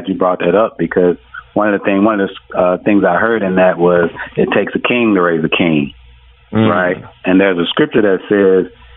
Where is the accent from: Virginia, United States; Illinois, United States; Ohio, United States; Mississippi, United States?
Mississippi, United States; moved away; I'm originally from Mississippi